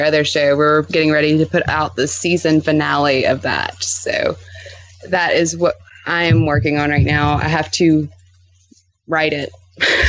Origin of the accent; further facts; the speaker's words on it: Louisiana, United States; moved away; we're both from Louisiana originally.